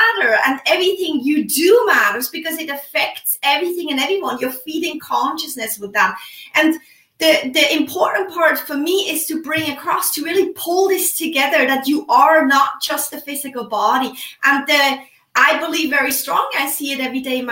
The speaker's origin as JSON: {"language": "English", "country": "Switzerland", "moved": "yes", "lives_now": "United States", "said": "I am originally from Switzerland, live in the United States."}